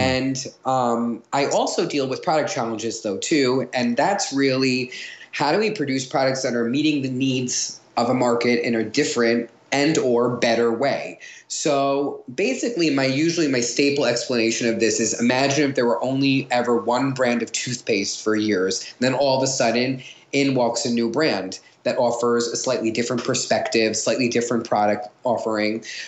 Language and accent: English; Long Island, New York, United States; I'm from Long Island